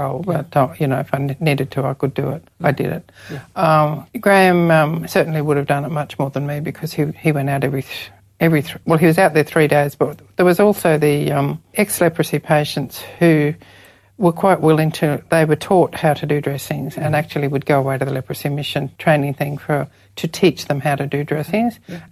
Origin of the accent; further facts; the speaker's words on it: Ipswich, Queensland, Australia; moved away as an adult; also born or lived in India; now in Townsville, Australia; I came from Ipswich